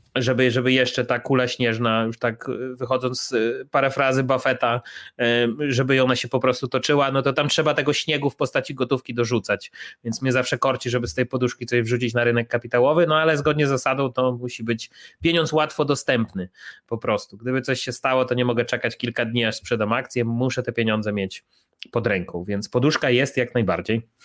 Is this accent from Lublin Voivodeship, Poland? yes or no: yes; Chełm, Lublin Voivodeship, Poland; moved away as an adult; now in Warsaw, Poland; ja jestem z Hełma, z e, miejscowości na, na Lubelszczyźnie